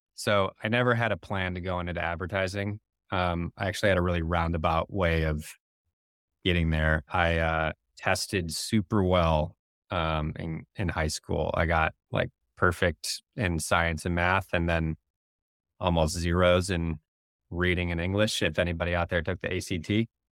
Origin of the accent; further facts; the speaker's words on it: Barrington, Illinois, United States; also born or lived in West Coast; now in Chicago, United States; I grew up in the Northwest burbs in Barrington